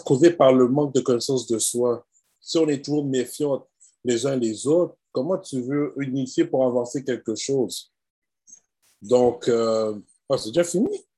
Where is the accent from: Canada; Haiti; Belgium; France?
Haiti; on est haïtien